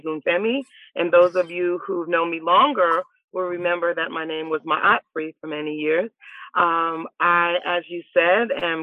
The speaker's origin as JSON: {"language": "English", "town": "Richmond", "region": "Virginia", "country": "United States", "tie": "born or raised there", "said": "I think I was 7 or 8 years old when I moved to Richmond. So Richmond is my hometown"}